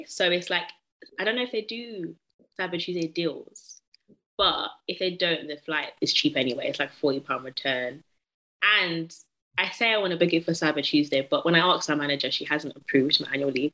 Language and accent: English; United Kingdom; I'm British too